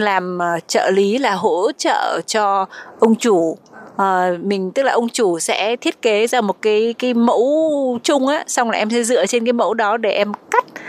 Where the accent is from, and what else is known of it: Vietnam; now in Taiwan